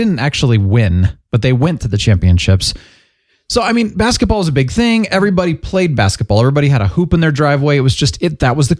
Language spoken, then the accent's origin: English; Phoenix, Arizona, United States; I grew up in Phoenix.